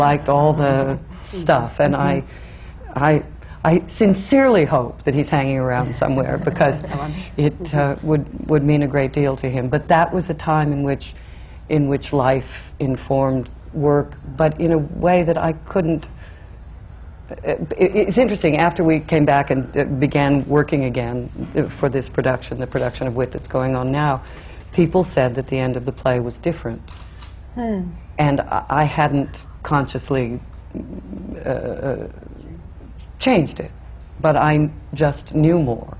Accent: Oakland, California, United States; moved away; I grew up in California, in Oakland, California

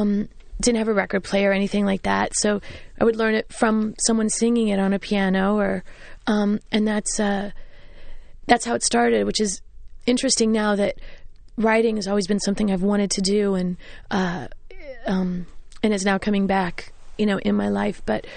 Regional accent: Kansas, United States; now in New York, United States; it's bigger than the house I grew up in Kansas.

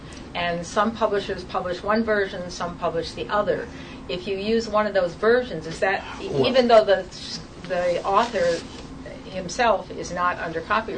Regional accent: England, United Kingdom; And I'm English, and I do an adaptation.

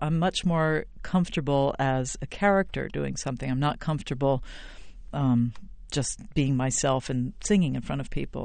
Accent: Princeton, New Jersey, United States; I'm from Princeton, New Jersey

